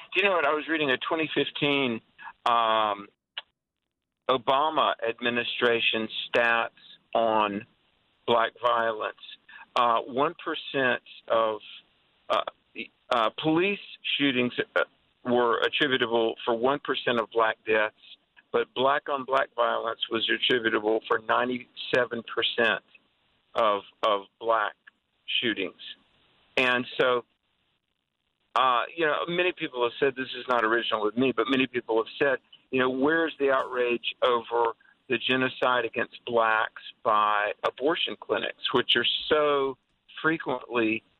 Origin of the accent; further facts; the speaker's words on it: the South, United States; Look, I grew up in the South as the South was coming out of the Jim Crow era.